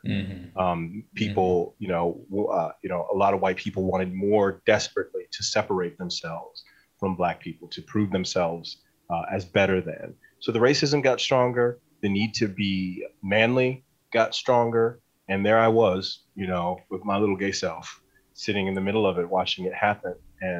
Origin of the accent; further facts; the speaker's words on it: Northeast Ohio, United States; Growing up in Northeast Ohio in the 70s and 80s was, everybody worked in a factory